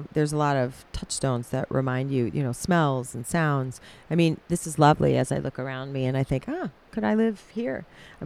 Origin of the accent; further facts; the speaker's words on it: Minnesota, United States; moved away as an adult; now in Cincinnati, United States; Grew up in a Minnesota town